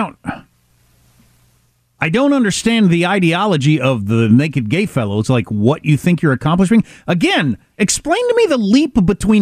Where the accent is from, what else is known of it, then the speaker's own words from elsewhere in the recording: Kansas, United States; moved away; I'm from Kansas